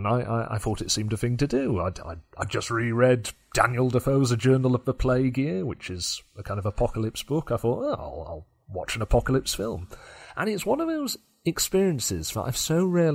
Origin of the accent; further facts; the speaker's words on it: Yorkshire and the Humber, United Kingdom; for me as a Yorkshireman